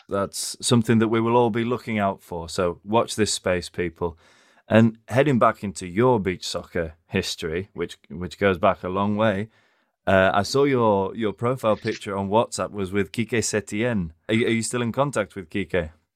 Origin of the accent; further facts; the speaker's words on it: England, United Kingdom; as an Englishman